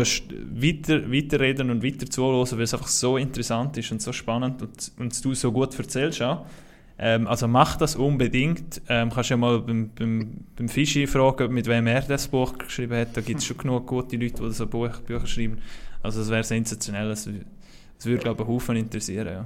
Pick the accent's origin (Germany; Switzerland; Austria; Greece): Switzerland; wir Schweizer